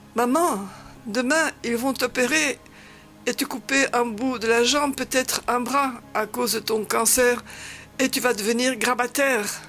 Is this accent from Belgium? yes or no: yes; Flanders, Belgium; first language Dutch (Flemish); French is a second language; moved away as an adult; now in Damascus, Syria; je choisis des commensaux de langue flamande et pendant 15 jours, je pratiquerai ma langue maternelle un peu rouillée